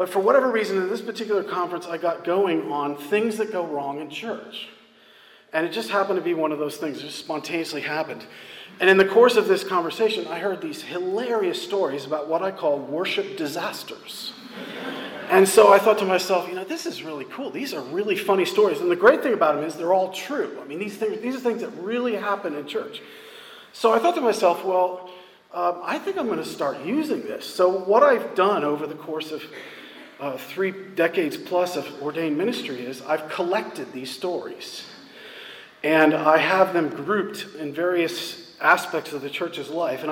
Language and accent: English; Lawrenceville, New Jersey, United States; now in South Carolina, United States; I grew up in central New Jersey in a little town called Lawrenceville, which is in between Princeton and Trenton